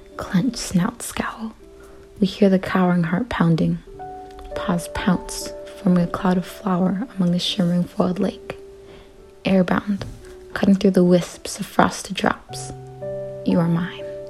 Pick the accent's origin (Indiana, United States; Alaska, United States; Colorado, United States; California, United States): Alaska, United States; Bethel; I'm 17 and I'm from Beth, Alaska